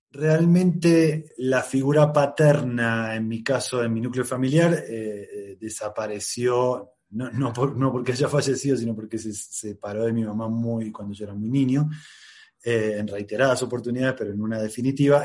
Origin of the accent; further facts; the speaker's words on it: Rosario, Santa Fe, Argentina; soy de Rosario, Argentina